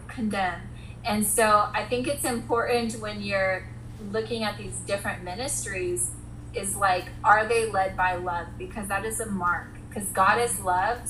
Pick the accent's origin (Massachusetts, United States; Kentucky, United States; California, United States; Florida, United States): California, United States; Ventura County; my hometown in Ventura County